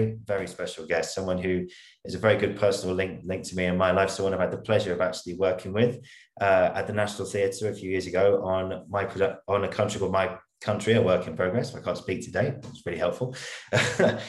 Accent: Welsh, Wales, United Kingdom; a proud Welshman like myself

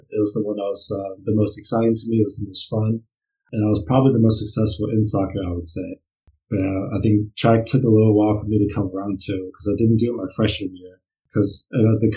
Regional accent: Brunswick, Maryland, United States; moved away as an adult; now in Germany; Yeah, so I come from Brunswick, Maryland. That's kind of where I grew up

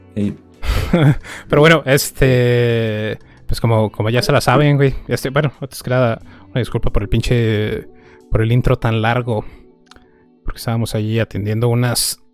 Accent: northern Mexico, Mexico; nosotros tres somos, este, somos norteños

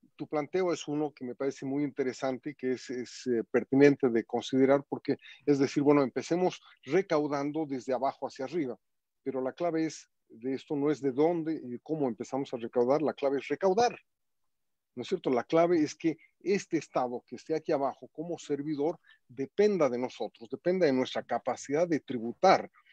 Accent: Bolivia; somos todos los bolivianos

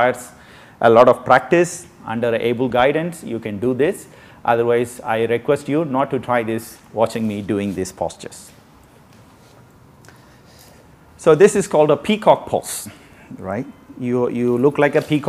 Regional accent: India; now in Hong Kong; if I'm an Indian

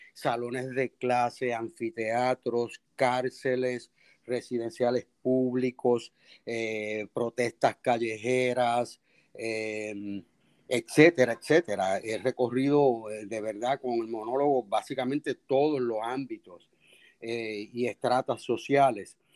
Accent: Puerto Rico; accent: Puerto Rican; nuestro lenguaje, nuestro dialecto puertorriqueño es, es eh, riquísimo

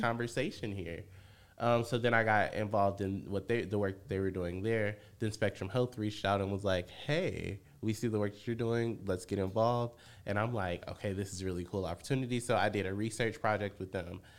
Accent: Benton Harbor, Michigan, United States; moved away as an adult; now in Chicago, United States; I'm born and raised in Benton Harbor, Michigan.

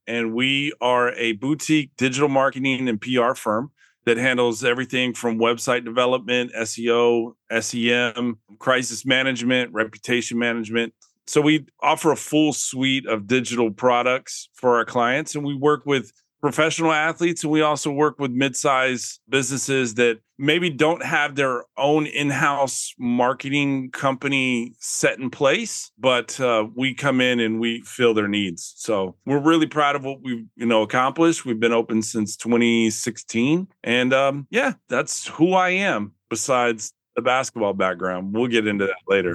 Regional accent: Austin, Texas, United States; I grew up in Austin, Texas

